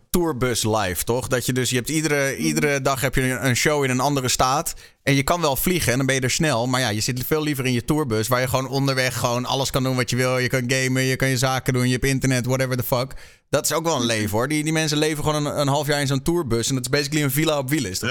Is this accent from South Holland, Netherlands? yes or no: no; Amsterdam, North Holland, Netherlands; moved away; Oorspronkelijk kom ik uit Amsterdam. En mijn moeder woont daar nog steeds